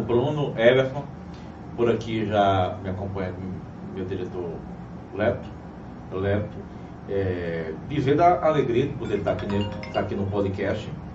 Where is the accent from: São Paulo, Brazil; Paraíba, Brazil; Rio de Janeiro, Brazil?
Paraíba, Brazil; Cajazeiras; also born or lived in Uiraúna; Sou paraibano, sou de Cajazeiras